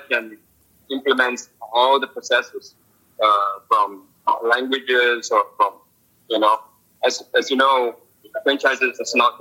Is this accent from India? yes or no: no; Singapore; moved away as an adult; now in Shenzhen, China; I'm from Singapore originally. I'm here in China.